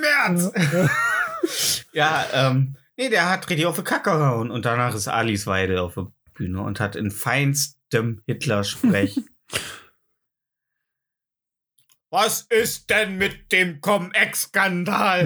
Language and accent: German; Germany; als Deutscher